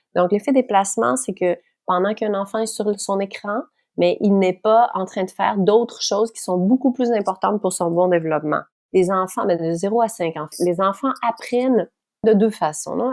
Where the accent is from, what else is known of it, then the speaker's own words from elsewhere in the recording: Quebec, Canada; accent: Québécois; je parle en québécois, hein, parce que je suis québécoise